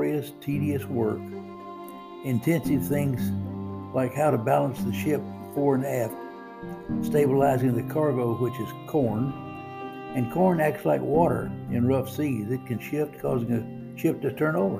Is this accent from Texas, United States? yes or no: yes; 20 miles from Port Arthur, Texas, United States; Port Arthur, Texas, just 20 miles from my hometown